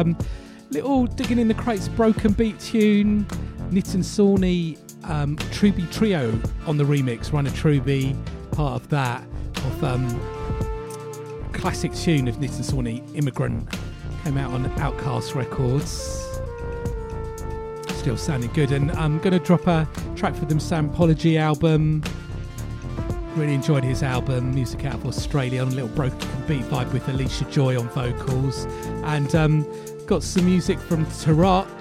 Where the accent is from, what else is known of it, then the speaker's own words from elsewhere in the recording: London, United Kingdom; where I grew up in East London